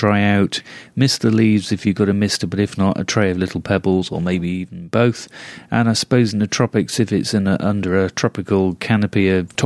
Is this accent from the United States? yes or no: no; United Kingdom; being British